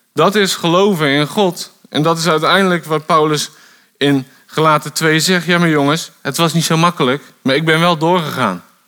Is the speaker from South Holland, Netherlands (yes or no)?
yes; Bodegraven, South Holland, Netherlands; moved away as an adult; also born or lived in Gouda; now in Wolvega, Netherlands; Ik ben, ehm, geboren in Gouda, vlakbij Rotterdam. Ik ben daar opgegroeid in Bodegraven.